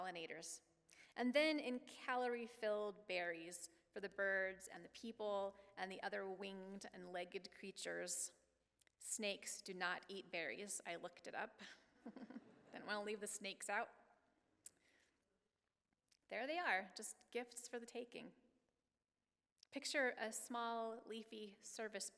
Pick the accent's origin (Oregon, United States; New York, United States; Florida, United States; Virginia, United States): Oregon, United States; moved away; I grew up in Oregon